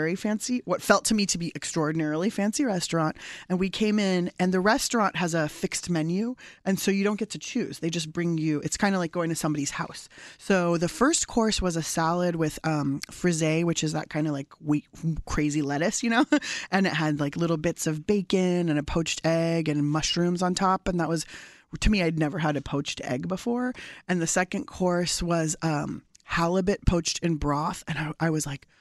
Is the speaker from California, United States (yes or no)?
yes; San Diego, California, United States; my family's from Iran. I was born in San Diego